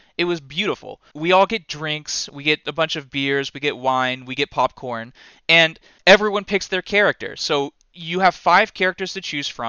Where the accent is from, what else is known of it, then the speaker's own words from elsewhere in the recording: United States; I'm just an American